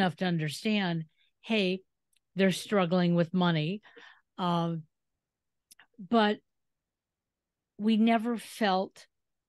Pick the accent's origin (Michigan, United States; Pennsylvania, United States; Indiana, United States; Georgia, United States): Michigan, United States; moved away; I grew up in Michigan